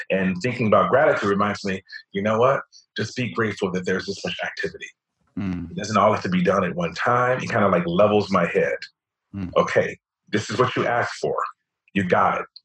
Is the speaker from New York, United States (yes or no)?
yes; New York, United States; especially as a New Yorker.